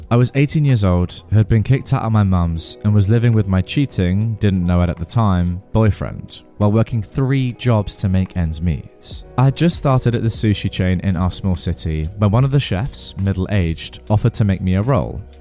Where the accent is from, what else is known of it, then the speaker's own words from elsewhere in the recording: India; I am from India, and girls are still afraid to tell others about being harassed because of shame and society.